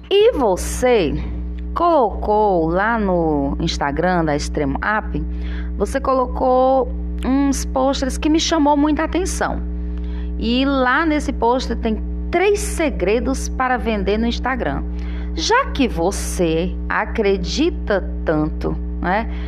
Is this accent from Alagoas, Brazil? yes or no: no; Tianguá, Ceará, Brazil; now in Parnaíba, Brazil; É, você é fortalezense e eu tianguaense.